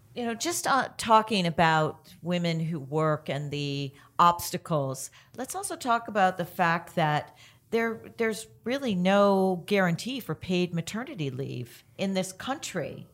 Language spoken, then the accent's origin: English; Canada; I'm Canadian